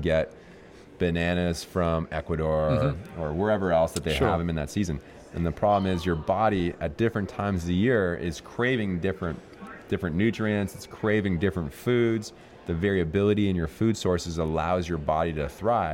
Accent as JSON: {"language": "English", "town": "Niagara Falls", "region": "Ontario", "country": "Canada", "tie": "born or raised there", "said": "I grew up in Niagara Falls, Canada."}